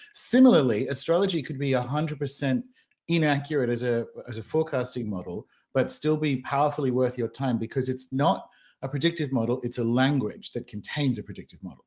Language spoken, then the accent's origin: English; Australia; moved away; also born or lived in New Zealand / London / Bristol; born and raised in Australia, dual British citizen, lived around the world, lived in New Zealand